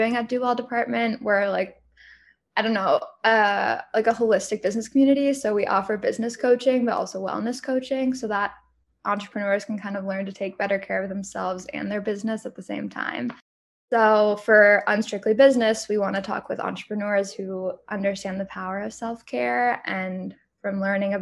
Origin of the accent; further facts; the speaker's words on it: United States; moved away; I grew up outside DC